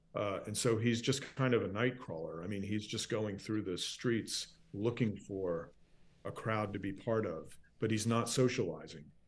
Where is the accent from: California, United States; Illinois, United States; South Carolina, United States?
South Carolina, United States; Charleston; moved away as an adult; I grew up here. I was born in Charleston